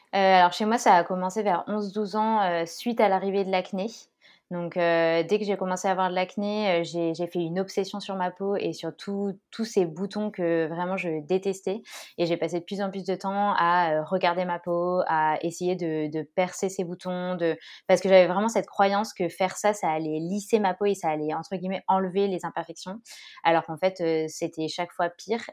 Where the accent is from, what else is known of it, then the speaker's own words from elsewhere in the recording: Grenoble, Auvergne-Rhône-Alpes, France; now in Orléans, France; je suis grenobloise et je vis actuellement à Orléans